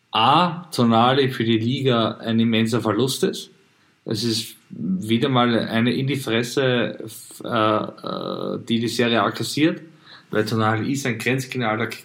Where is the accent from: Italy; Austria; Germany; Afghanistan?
Italy; Hm, natürlich muss ich als Italiener sagen, dass da ein bisschen Schadenfreude mit dabei ist.